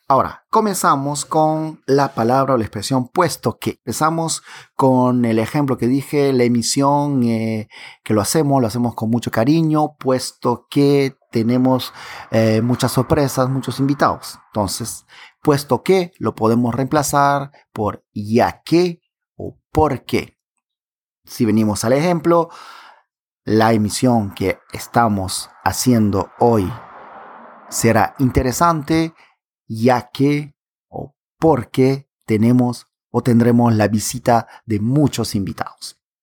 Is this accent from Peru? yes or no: yes; Pucallpa, Ucayali, Peru; accent: Peruvian Amazon; soy peruano de nacimiento y nací en la ciudad de Pucallpa. El acento que ustedes escuchan en estos momentos es un acento de la Amazonía peruana